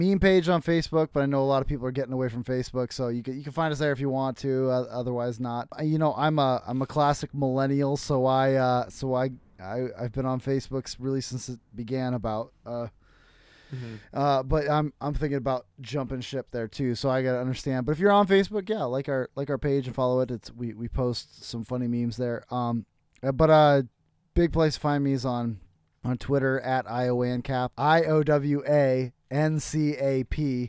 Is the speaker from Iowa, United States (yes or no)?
yes; Iowa, United States